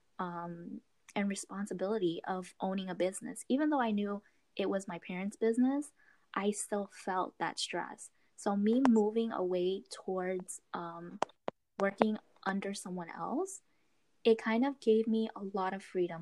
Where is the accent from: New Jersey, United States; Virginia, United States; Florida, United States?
Florida, United States; also born or lived in Queens, New York; I was born in New York, Queens, actually. So I moved to Florida when I was 7.